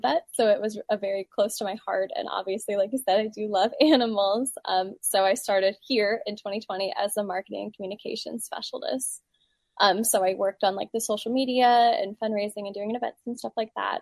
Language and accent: English; Ashland, Virginia, United States; I am from Ashland, Virginia, which is a little bit down the road from Ruther Glen